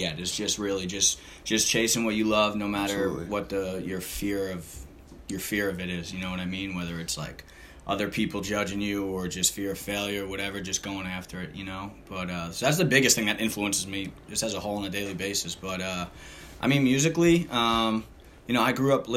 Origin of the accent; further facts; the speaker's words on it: Long Beach, California, United States; I'm from Long Beach